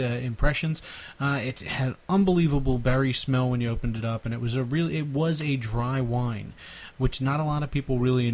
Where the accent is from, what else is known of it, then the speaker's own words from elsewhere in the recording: Philadelphia, Pennsylvania, United States; accent: Philly; my Philly accent